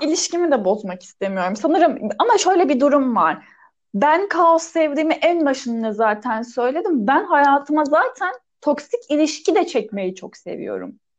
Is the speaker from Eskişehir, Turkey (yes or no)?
no; Adana, Turkey